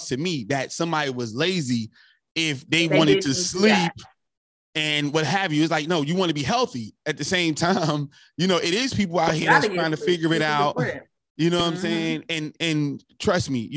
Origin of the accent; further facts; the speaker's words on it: North New Jersey, United States; I'm from North New Jersey